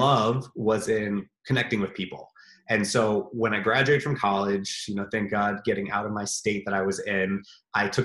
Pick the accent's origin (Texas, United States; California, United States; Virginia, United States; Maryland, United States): Maryland, United States; moved away as an adult; also born or lived in Jerusalem; right now I'm back home where I grew up